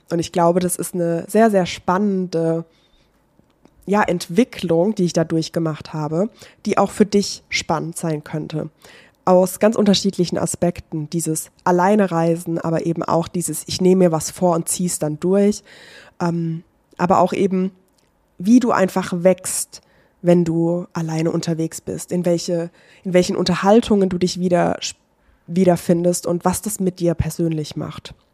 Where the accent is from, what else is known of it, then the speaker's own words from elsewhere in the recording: Baden-Württemberg, Germany; ich bin aber von meiner Heimatstadt, das ist Nähe Heidelberg gewesen, äh, beziehungsweise Stadt, es ist keine Stadt, es ist ein kleines Dorf.